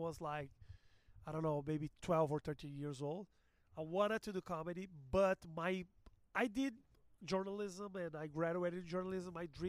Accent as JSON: {"language": "English", "town": "Porto Alegre", "region": "Rio Grande do Sul", "country": "Brazil", "also_born_or_lived": "Los Angeles", "second_language": "English", "moved": "yes", "lives_now": "São Paulo, Brazil", "said": "I'm from Brazil. I am actually from Porto Alegre, which is a city in the south, but I live in São Paulo."}